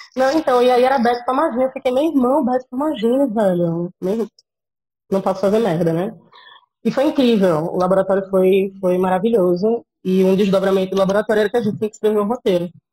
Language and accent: Portuguese; Cabo de Santo Agostinho, Pernambuco, Brazil; moved away as an adult; now in Recife, Brazil; E cresci, nasci e cresci em Gaibu, que é uma praia que fica lá no, no litoral sul